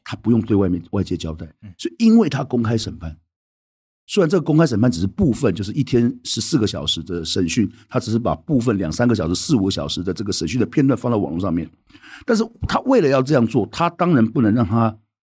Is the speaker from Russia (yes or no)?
no; Taiwan; 我们是，台湾人是外人，我们并不是中国人